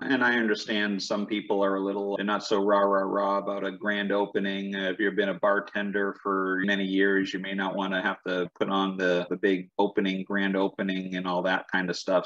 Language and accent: English; New England, United States; I grew up in New England